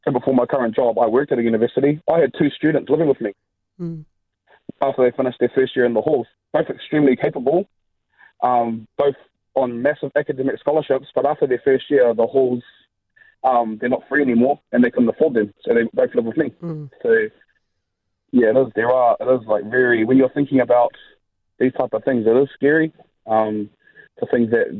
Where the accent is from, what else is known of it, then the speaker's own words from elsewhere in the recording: Auckland, New Zealand; moved away as an adult; grew up in Auckland, born and raised